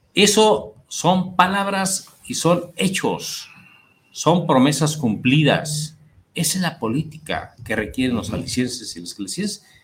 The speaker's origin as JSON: {"language": "Spanish", "town": "Guadalajara", "region": "Jalisco", "country": "Mexico", "said": "nosotros como tapatíos"}